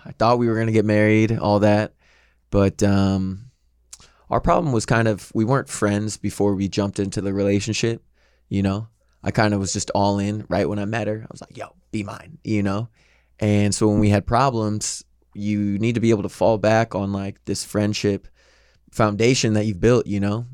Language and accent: English; St. Louis, Missouri, United States; now in Los Angeles, United States; I am from Missouri, from Saint Louis